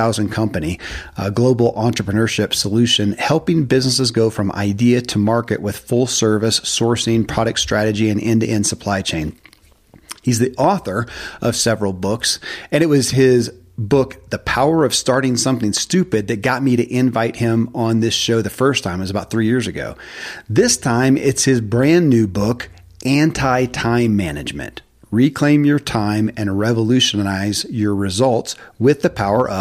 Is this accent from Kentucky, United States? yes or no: yes; Kentucky, United States; born or raised there